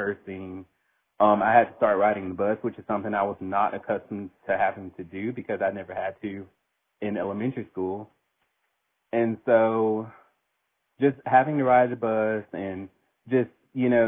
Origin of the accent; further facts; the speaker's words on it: Daphne, Alabama, United States; I grew up in a small town. I'm from Daphne, Alabama